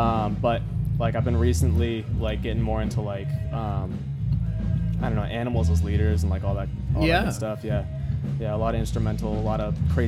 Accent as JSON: {"language": "English", "town": "Bridgewater", "region": "Massachusetts", "country": "United States", "tie": "born or raised there", "also_born_or_lived": "Taunton", "said": "I got born in Taunton and then raised in Bridgewater."}